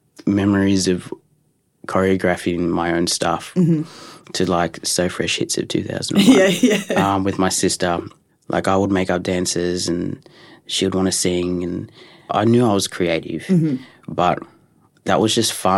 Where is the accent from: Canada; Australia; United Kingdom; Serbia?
Australia; Culburra Beach, New South Wales; also born or lived in Dubbo; Yeah, I was born in Dubbo, and then my mum met a guy, and then moved to Culburra Beach, which is a beautiful coastal town.